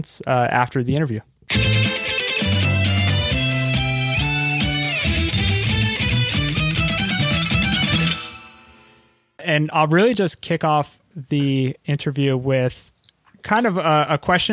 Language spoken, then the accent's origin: English; right outside Philadelphia, Pennsylvania, United States; where I live currently and also where I grew up